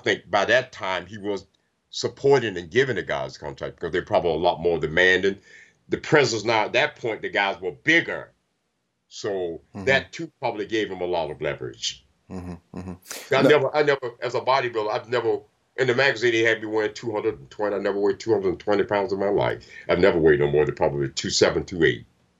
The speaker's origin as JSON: {"language": "English", "region": "the South", "country": "United States", "tie": "born or raised there", "said": "You know, I grew up in the South"}